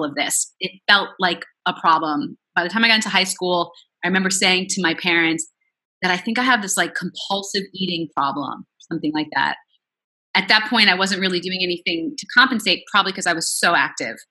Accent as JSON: {"language": "English", "area": "Long Island", "region": "New York", "country": "United States", "tie": "born or raised there", "also_born_or_lived": "Queens, New York", "moved": "as an adult", "lives_now": "Los Angeles, United States", "said": "I was born in Queens, raised on Long Island. I'm a New Yorker to the core, but now I'm in LA."}